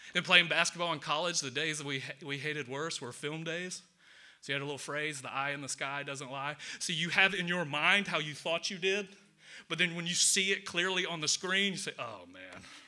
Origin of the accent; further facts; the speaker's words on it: Atlanta, Georgia, United States; I'm from the South, from Atlanta.